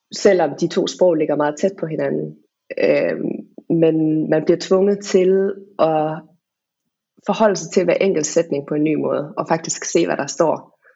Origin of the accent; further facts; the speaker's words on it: Denmark; also born or lived in England / Wales; der, hvor jeg er fra